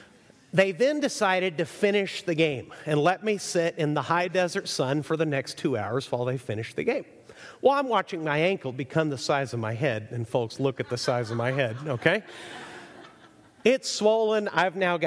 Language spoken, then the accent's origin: English; Chihuahua, Mexico; moved away; I grew up in Mexico, so I went to Mexican schools my entire life